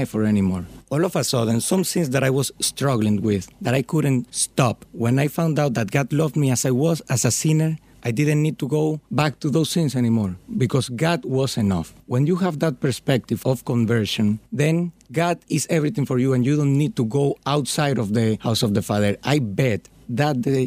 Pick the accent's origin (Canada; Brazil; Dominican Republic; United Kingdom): Dominican Republic; moved away as an adult; now in Philadelphia, United States; I'm from Dominican Republic